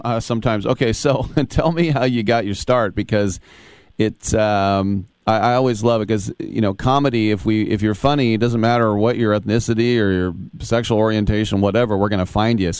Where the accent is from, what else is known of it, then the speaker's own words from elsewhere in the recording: Bay Area, California, United States; also born or lived in Hercules, California; I'm from the Bay Area, and I've lived in Hercules.